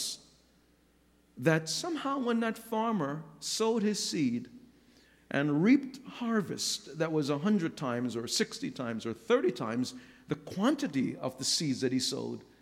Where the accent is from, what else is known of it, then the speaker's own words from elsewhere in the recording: New York, United States; I grew up in New York